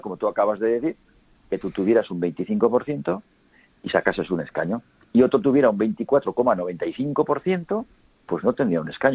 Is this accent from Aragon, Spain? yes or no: yes; Huesca, Aragon, Spain; Yo soy de Huesca